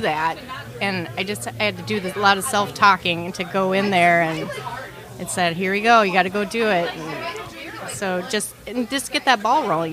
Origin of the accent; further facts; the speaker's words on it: Anoka, Minnesota, United States; I grew up in the Halloween capital of the world